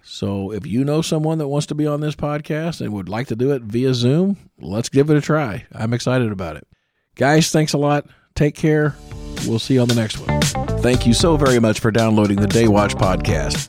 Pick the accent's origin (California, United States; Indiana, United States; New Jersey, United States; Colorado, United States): Indiana, United States; Columbus; I was born and raised in Columbus, Indiana